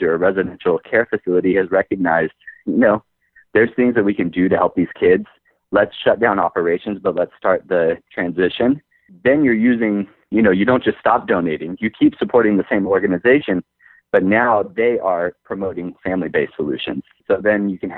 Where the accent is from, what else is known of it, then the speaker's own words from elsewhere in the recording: United States; we're American